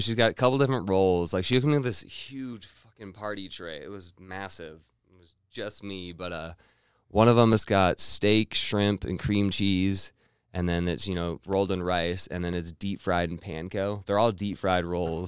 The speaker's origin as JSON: {"language": "English", "town": "Missoula", "region": "Montana", "country": "United States", "moved": "yes", "lives_now": "Boise, United States", "said": "I'm originally from Montana, Missoula, Montana."}